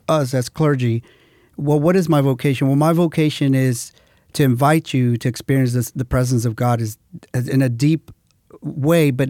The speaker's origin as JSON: {"language": "English", "town": "Houston", "region": "Texas", "country": "United States", "said": "Well, yeah, I was from Houston."}